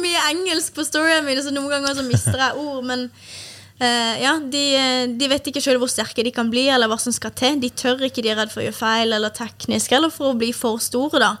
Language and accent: Norwegian; Kristiansand, Agder, Norway; moved away; Jeg hadde kunder hjemme i Kristiansand